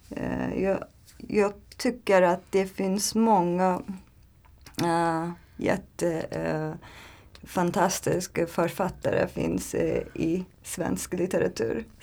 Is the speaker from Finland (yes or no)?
no; Turkey; Swedish is a second language; moved away as an adult; now in Sweden; Jag kommer från Turkiet. Um, jag är uh, eh, 30 år gammal um, och jag har flyttat eh, till Sverige för ett år sedan.